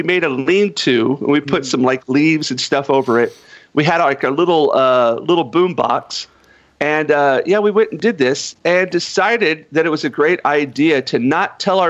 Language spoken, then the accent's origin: English; North Carolina, United States; moved away as an adult; now in Japan; growing up in North Carolina